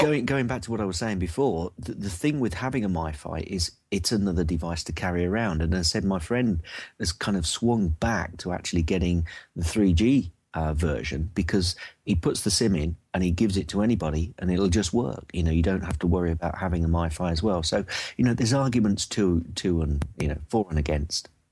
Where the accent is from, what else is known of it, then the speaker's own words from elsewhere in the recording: United Kingdom; I'm from jolly old U K